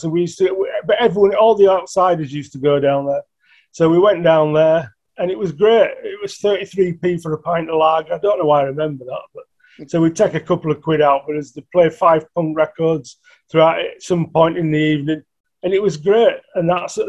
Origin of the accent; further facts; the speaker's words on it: Bradford, Yorkshire and the Humber, United Kingdom; we're both from Bradford.